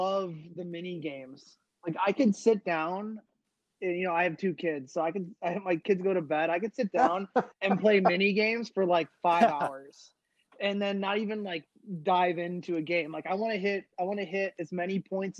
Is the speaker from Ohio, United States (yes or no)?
yes; Dayton, Ohio, United States; where I grew up in Dayton, Ohio. We had the Dayton Dynamo.